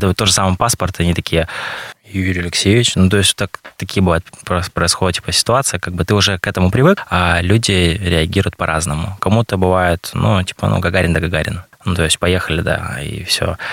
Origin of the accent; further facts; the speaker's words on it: Mirny, Sakha Republic, Russia; родился здесь, в Якутии, в Мирном, в городе Мирном проживаю, получается, по сей день здесь